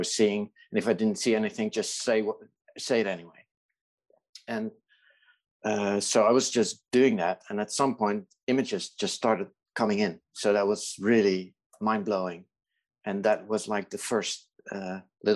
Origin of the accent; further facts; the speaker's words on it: Netherlands; I'm Dutch. I live in the Netherlands